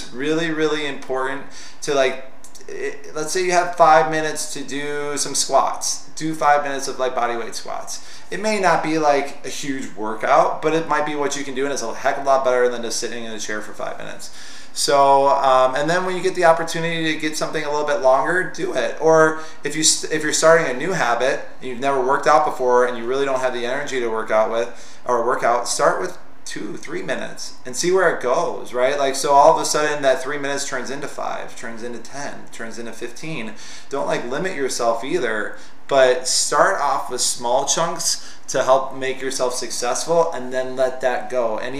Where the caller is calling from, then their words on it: Seattle, Washington, United States; This is … from Seattle. I'm totally chill from Seattle. I'm having my Starbucks right now.